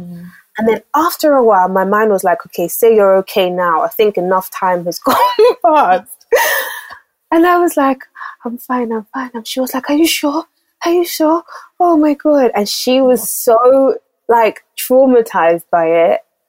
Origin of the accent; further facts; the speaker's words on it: Lagos, Nigeria; I was born in Lagos, Nigeria. I was actually born in North Balande, to be specific. I grew up, my formative years, I grew up in Apapa, GRA.